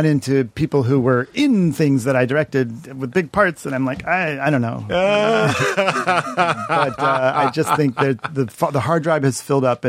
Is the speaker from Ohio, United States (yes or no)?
yes; Shaker Heights, Ohio, United States; back to home in Shaker Heights with my parents.